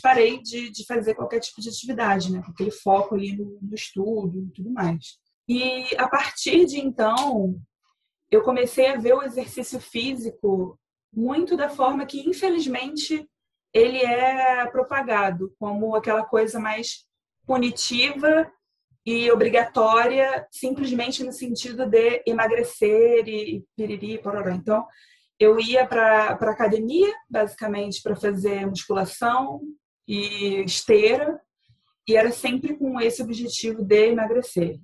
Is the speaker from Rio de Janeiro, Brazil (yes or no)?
yes; Rio de Janeiro, Brazil; também sou aqui do Rio